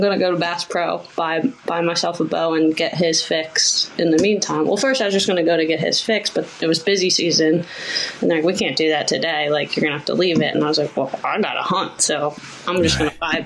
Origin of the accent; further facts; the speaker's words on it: Pennsylvania, United States; now in New Jersey, United States; I was born in Pennsylvania